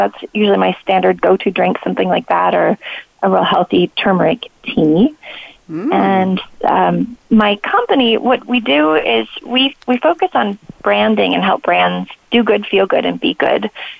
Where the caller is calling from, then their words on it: Philadelphia, Pennsylvania, United States; So today, normally I'm calling from the Philadelphia area.